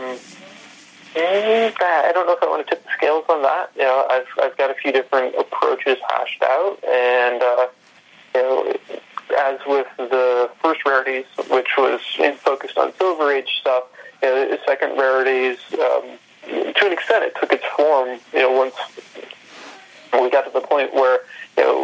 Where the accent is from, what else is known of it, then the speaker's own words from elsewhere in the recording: Ohio, United States; where I grew up in Ohio